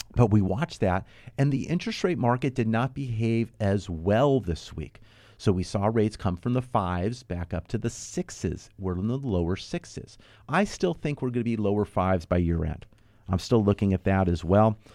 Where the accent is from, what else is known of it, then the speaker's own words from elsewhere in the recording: Los Angeles, California, United States; I grew up here in the Southern California. I grew up in the San Fernando Valley in North Hollywood area